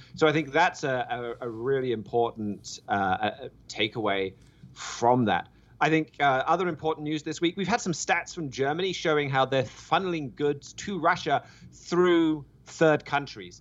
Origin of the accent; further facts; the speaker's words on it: United Kingdom; moved away; my home country of the U K